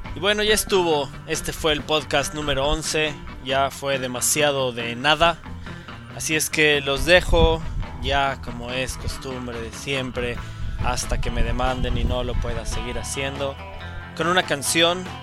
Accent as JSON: {"language": "Spanish", "country": "Mexico", "moved": "yes", "lives_now": "Middle East", "said": "yo estando aislado como mexicano en el Medio Oriente"}